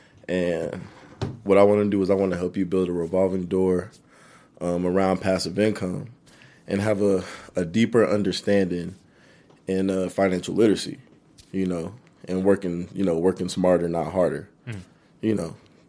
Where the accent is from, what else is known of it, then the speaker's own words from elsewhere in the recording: Fort Smith, Arkansas, United States; born there; also born or lived in Germany; So, I was actually born in Fort Smith, Arkansas. And my dad was in the military. So, we actually picked up.